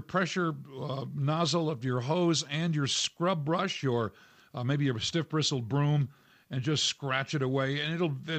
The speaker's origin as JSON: {"language": "English", "region": "New England", "country": "United States", "tie": "born or raised there", "moved": "yes", "lives_now": "Colorado, United States", "said": "I grew up in New England"}